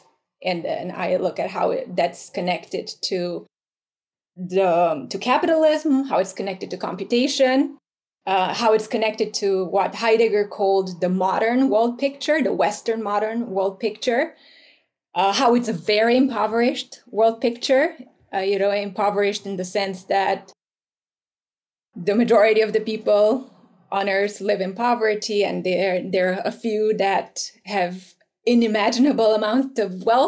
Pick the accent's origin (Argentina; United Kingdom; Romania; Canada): Romania; moved away; I grew up in Romania, right? Post-communist Romania.